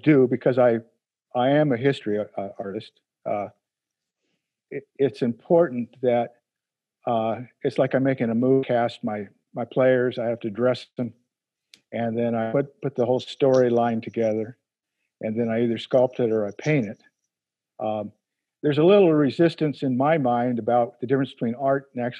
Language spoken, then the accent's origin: English; United States; Being an American